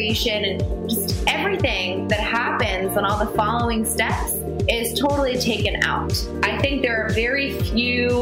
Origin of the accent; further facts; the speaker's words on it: Washington, District of Columbia, United States; I was born and raised in Washington, D.C.